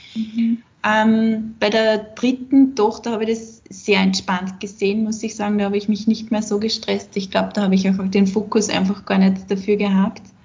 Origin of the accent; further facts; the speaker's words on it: Austria; bei uns in Österreich